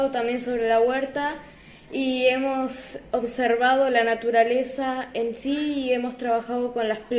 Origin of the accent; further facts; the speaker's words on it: Buenos Aires, Argentina; soy de Buenos Aires de primer año y les vengo a contar lo de los germinadores.